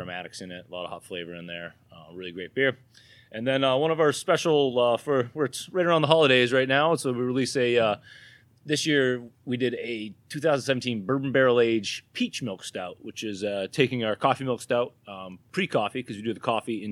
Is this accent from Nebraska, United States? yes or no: no; New Hampshire, United States; accent: New Hampshire; My New Hampshire accent